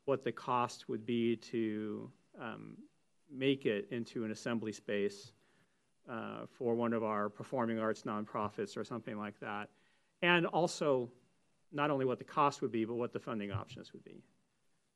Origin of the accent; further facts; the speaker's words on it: Northern California, United States; I grew up in Northern California